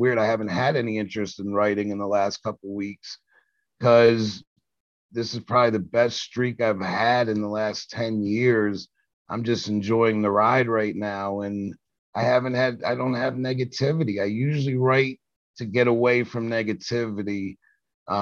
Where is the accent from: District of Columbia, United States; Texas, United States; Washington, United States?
District of Columbia, United States; Washington; I grew up in Southeast DC